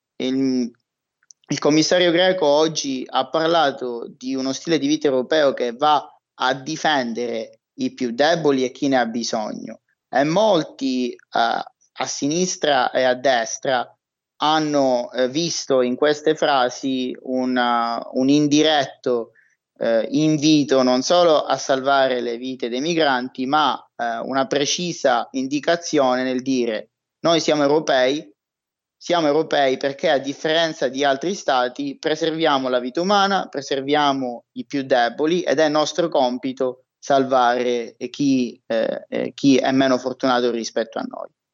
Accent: Palermo, Sicily, Italy; moved away; also born or lived in Trento; io sono palermitano

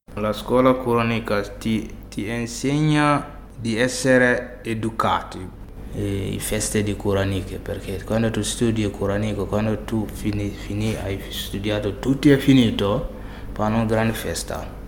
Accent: Burkina Faso; Italian is a second language; moved away as an adult; also born or lived in Bobo-Dioulasso, Burkina Faso; now in Italy; Ci sono elefanti in Burkina Faso, ho visti quando ero nel mio paese

